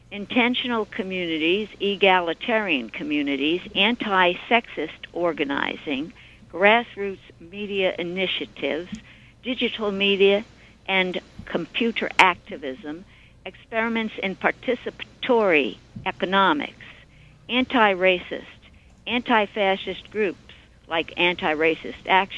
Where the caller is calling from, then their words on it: Brookhaven, New York, United States; I'm calling from Suffolk County, the town of Brookhaven.